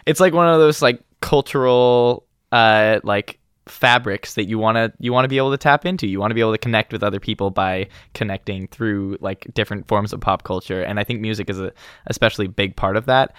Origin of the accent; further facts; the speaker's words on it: Eugene, Oregon, United States; moved away as an adult; also born or lived in Walla Walla, Washington; I grew up in Eugene, Oregon, but I've spent the past four years up in college in Walla Walla, Washington.